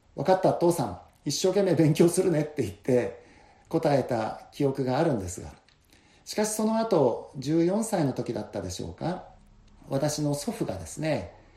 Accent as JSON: {"language": "Japanese", "town": "Kushiro", "region": "Hokkaido", "country": "Japan", "also_born_or_lived": "Indonesia", "moved": "as an adult", "said": "この釧路に帰ってきて"}